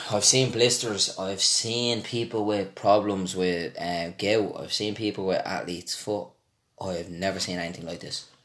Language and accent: English; Ireland; I was from Ireland